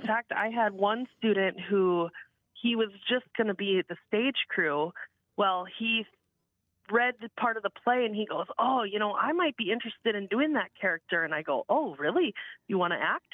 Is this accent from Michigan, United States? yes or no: no; Eureka, South Dakota, United States; I grew up in Eureka